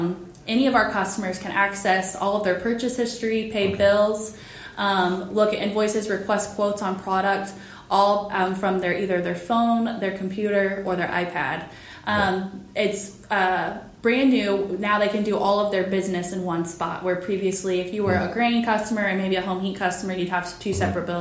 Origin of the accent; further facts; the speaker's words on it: Indiana, United States; I grew up in Richville, Indiana, so just between West Lafayette, where we are today, and Kokomo